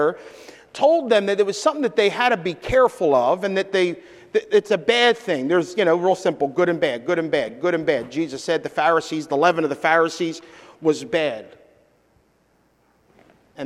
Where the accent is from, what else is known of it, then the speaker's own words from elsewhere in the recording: Philadelphia, Pennsylvania, United States; I grew up in Philadelphia, so I have a Philadelphia version of the Bible that I speak sometimes